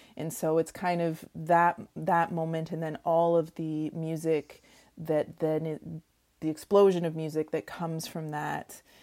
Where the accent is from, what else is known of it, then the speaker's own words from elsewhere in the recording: Oshawa, Ontario, Canada; moved away; I grew up in Oshawa, Ontario